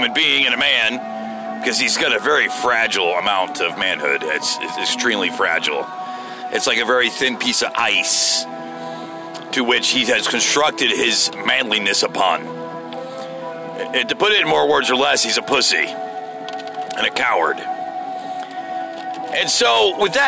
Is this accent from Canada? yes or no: no; United States; I'm an American